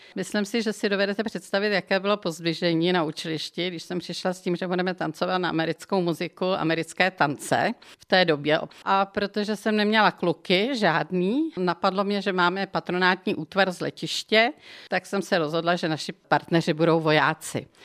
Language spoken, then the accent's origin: Czech; Benešov nad Černou, South Bohemian Region, Czechia; also born or lived in Kaplice / Frankfurt; now in České Budějovice, Czech Republic; já jsem opravdu pravá jeho Češka, protože jsem se narodila v Benešově nad Černou